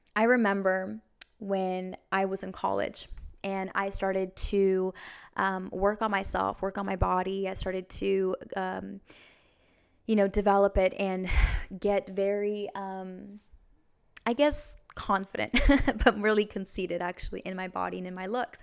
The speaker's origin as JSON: {"language": "English", "town": "Vancouver", "region": "Washington", "country": "United States", "said": "I'm from Vancouver, Washington"}